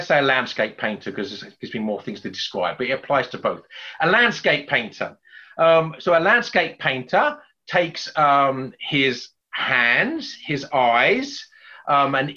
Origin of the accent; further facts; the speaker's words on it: England, United Kingdom; accent: English; my English accent